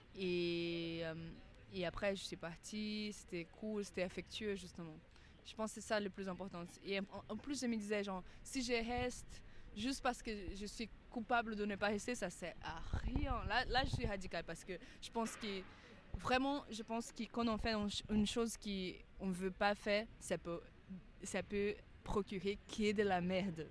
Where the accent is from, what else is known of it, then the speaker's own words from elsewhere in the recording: Amazonia, Brazil; French is a second language; moved away as an adult; now in Paris, France; là d'où je viens en Amazonie, on a plusieurs fêtes, euh, comme partout au Brésil